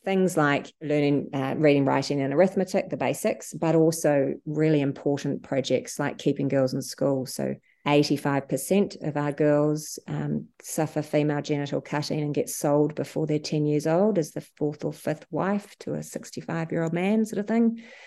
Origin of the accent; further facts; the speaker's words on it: New Zealand; moved away as an adult; now in Sydney, Australia; I moved from New Zealand, where I'm from, where I worked in, in the hospitals to Sydney